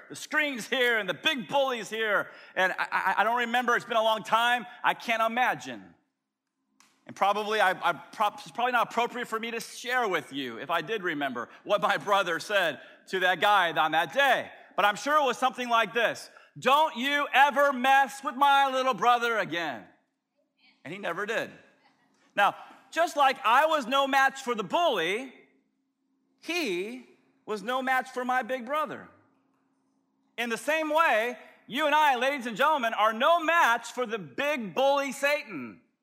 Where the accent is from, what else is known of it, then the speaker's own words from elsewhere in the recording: Tampa, Florida, United States; as a little scrawny kid growing up in South Tampa